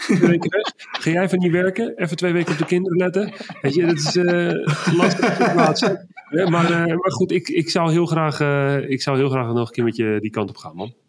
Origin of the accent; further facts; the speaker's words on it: Netherlands; ik ben toch Hollander